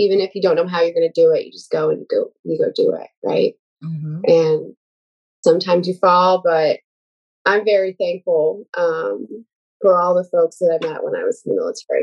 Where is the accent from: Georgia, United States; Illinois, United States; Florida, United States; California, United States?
Illinois, United States; Neoga; moved away as an adult; I grew up in a really small town in the middle of nowhere. Shout out to my hometown, Neoga, Illinois